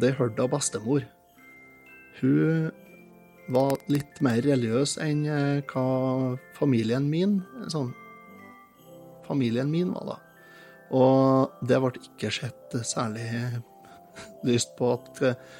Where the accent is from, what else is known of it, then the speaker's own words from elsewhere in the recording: Trøndelag, Norway; som trønder og som har vokst opp med det her